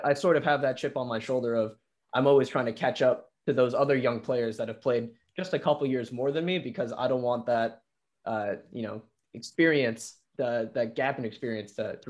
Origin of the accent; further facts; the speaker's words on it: India; I don't think it's so much as me being Indian as much as I got a pretty late start to some of the young talent that's in the league right now